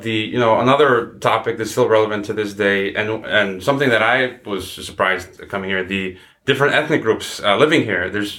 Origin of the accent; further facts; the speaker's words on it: United States; now in Kazakhstan; as an American living here